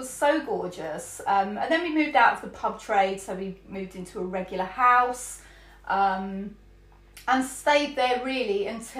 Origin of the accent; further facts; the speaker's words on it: St Albans, East of England, United Kingdom; born there; I was born in St Albans. As you said, in the city hospital when it had a maternity ward.